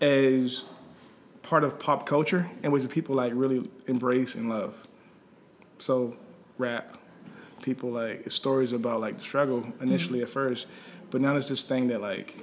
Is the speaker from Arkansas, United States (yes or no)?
no; Landover, Maryland, United States; now in Washington, D.C., United States; More grew up in PG County. Okay. So, like, I grew up in Pommel Park, like Landover.